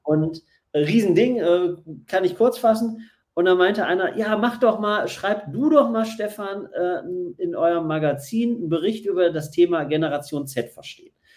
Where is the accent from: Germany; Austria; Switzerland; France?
Germany; Essen, North Rhine-Westphalia; moved away; also born or lived in Berlin; gebürtig in Essen und dann äh, sehr lang in Berlin lebend